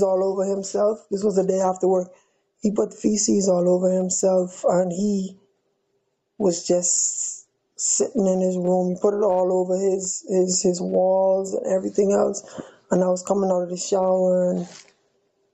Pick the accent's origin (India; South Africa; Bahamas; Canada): Bahamas; moved away as an adult; also born or lived in Miami; I'm from the Bahamas. All of my family is still in Nassau